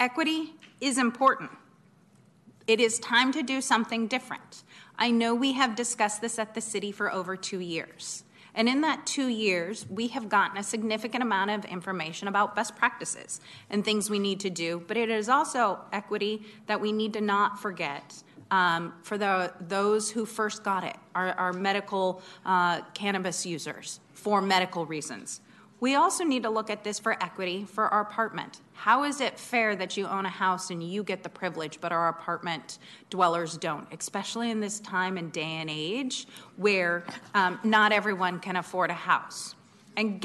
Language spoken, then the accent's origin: English; Oregon, United States; now in Sacramento, United States; I grew up in Oregon